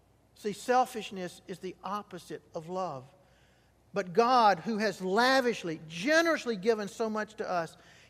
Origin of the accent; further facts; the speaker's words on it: Mississippi Delta, United States; I grew up in the Mississippi Delta when cotton was king